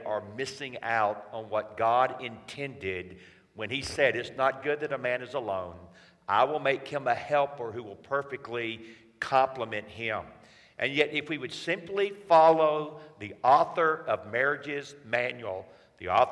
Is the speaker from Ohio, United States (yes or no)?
no; Atlanta, Georgia, United States; I'm from Atlanta, Georgia